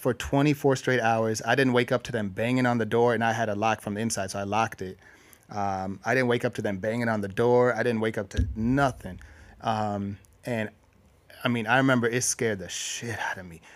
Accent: Minnesota, United States; I'm from Minnesota

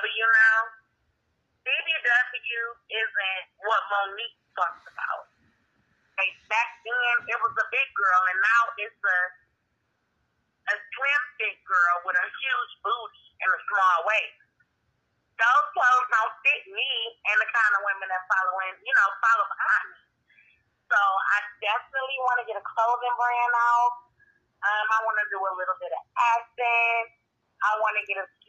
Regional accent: Cleveland, Ohio, United States; I am from Cleveland, Ohio. I was born and raised here.

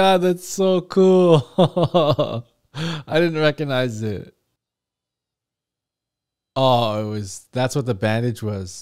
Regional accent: Canada; Canada! That's where I'm from. I'm Canadian, guys. I'm not American

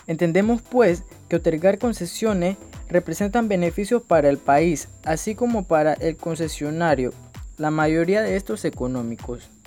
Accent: Colón, Panama; soy de Colón

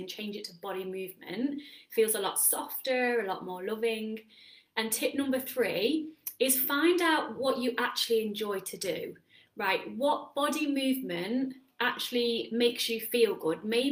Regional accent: England, United Kingdom; moved away as an adult; now in Netherlands; I'm English

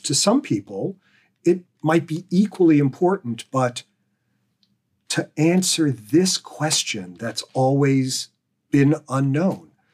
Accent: Pennsylvania, United States; growing up in Pennsylvania

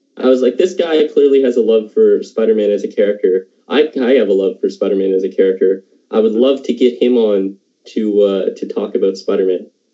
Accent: Halifax, Nova Scotia, Canada; I'm from Halifax

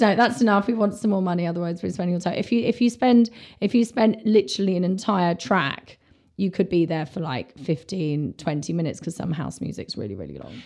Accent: London, United Kingdom; I'm from London

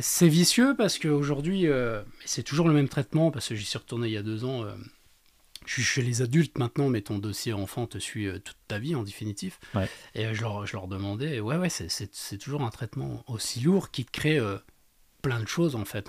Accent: Baccarat, Grand Est, France; also born or lived in Lunéville; Lunéville, alors moi je suis resté 3-4 ans sur Lunéville et après euh, on est redescendu à Baccarat

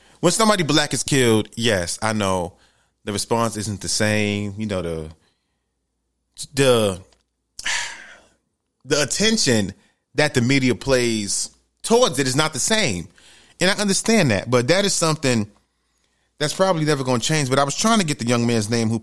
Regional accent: New York City, New York, United States; moved away as an adult; now in Georgia, United States; I grew up in the Bronx, New York, in the ghetto, in the hood.

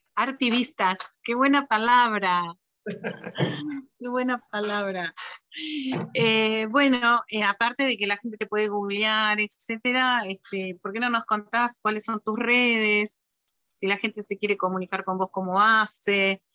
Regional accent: Argentina; llegamos los argentinos

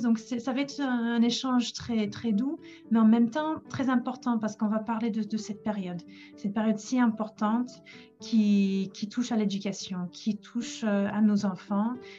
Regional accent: England, United Kingdom; now in Paris, France; je suis anglaise

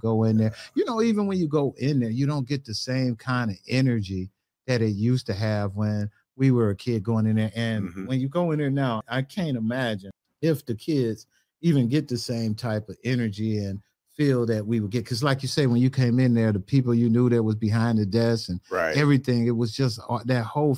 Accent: Cleveland, Ohio, United States; I grew up in Glenville

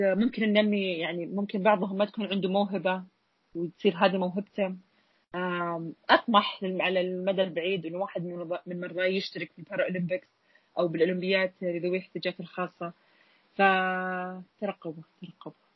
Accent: Saudi Arabia; عندنا بالسعودية

